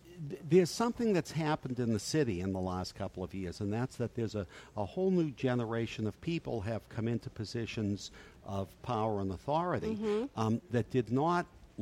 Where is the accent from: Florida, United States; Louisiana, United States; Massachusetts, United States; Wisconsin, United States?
Massachusetts, United States; Boston; the neighborhood I grew up in Dorchester